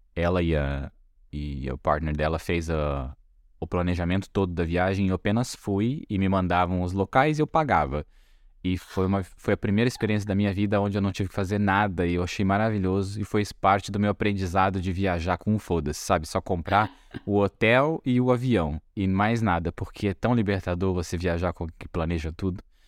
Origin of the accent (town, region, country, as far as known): Brazil